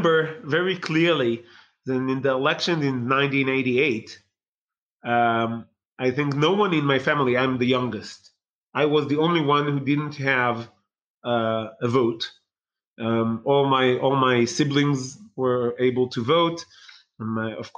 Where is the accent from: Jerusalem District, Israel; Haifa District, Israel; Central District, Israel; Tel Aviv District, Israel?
Tel Aviv District, Israel; Bnei Brak; when I grew up in Bnei Brak was, the majority there was ultra-Orthodox Haredi